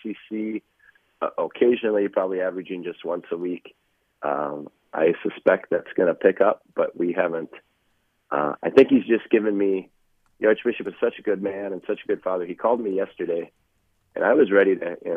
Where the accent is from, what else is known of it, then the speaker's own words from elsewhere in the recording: Diocese of Winona, Minnesota, United States; I grew up in the Winona diocese.